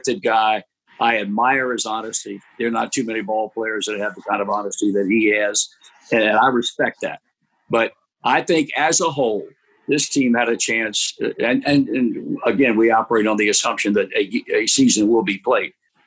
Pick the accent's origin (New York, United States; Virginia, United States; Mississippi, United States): Virginia, United States; Portsmouth; when I was 7 years old, growing up in Portsmouth, Virginia